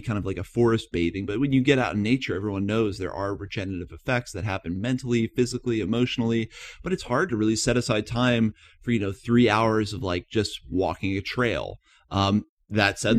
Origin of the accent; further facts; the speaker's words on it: East Coast of the United States, United States; moved away; I'm originally from the East Coast of the United States